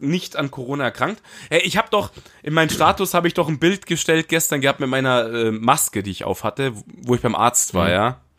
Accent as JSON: {"language": "German", "town": "Munich", "region": "Bavaria", "country": "Germany", "tie": "born or raised there", "moved": "yes", "lives_now": "Dachau, Germany", "said": "ich bin Münchner Kindl."}